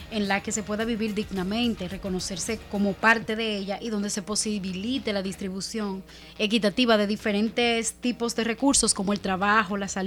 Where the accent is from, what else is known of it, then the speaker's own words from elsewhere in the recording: Santo Domingo Este, Distrito Nacional, Dominican Republic; yo que soy de Santo Domingo Este, yo veo a eh, Santo Domingo Este como un gran hotel, donde la gente sale por la mañana y va a dormir de noche.